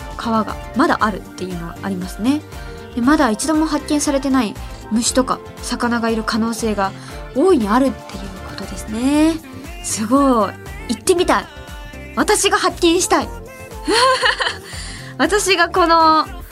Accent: Ehime, Japan; now in Tokyo, Japan; 私愛媛出身

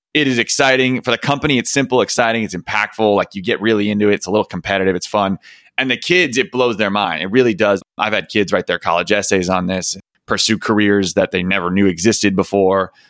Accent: West Hartford, Connecticut, United States; I grew up in West Hartford, Connecticut.

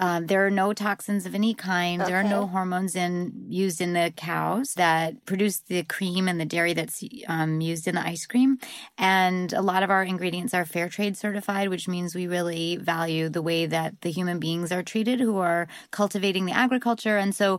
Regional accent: New England, United States; And I'm from New England, where they eat lots and lots of ice cream.

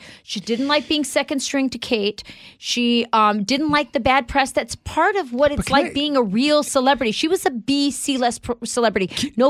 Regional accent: United States; I'm an American.

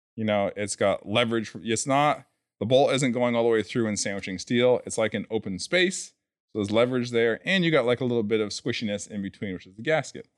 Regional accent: New Hampshire, United States; I'm from New Hampshire

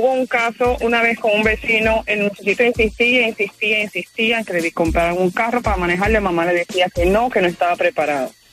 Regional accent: Medellín, Antioquia, Colombia; moved away; Yo soy colombiana de Medellín.

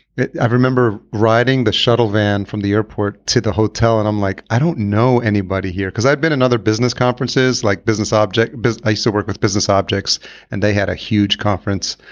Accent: New York, United States; I'm originally from New York, I grew up there

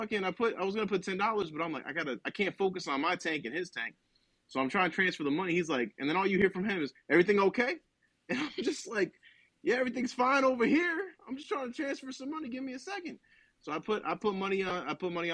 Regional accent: New Jersey, United States; moved away; oh, New Jersey

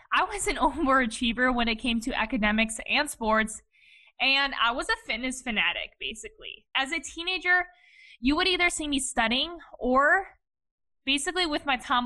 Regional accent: Cleveland, Ohio, United States; Born and raised in Cleveland, Ohio by my parents, who are both Eastern European immigrants

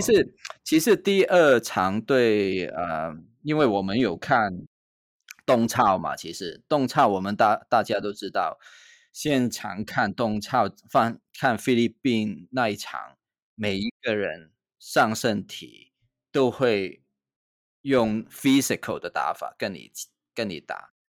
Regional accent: Hong Kong; now in Taiwan; 我的故乡，就在香港啊

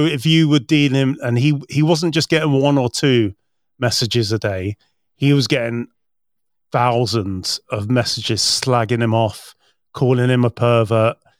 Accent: United Kingdom; as a British person

